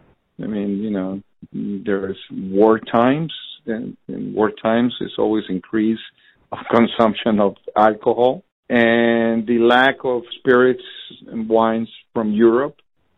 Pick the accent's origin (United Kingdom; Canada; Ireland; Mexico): Mexico; Guadalajara, Jalisco; I'm from Guadalajara. I'm from the epicenter of tequila